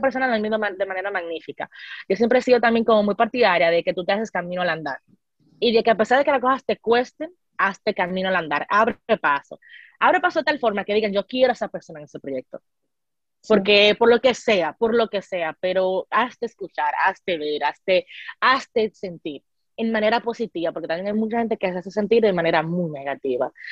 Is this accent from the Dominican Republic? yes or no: yes; Dominican Republic; nuestra experiencia como mujeres dominicanas doctales